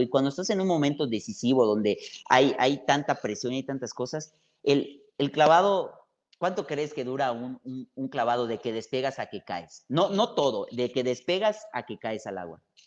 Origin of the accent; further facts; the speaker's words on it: Mérida, Yucatán, Mexico; Yo soy de Mérida, obviamente. El ir al mar, ir a la playa que está 20 minutos es cosa cotidiana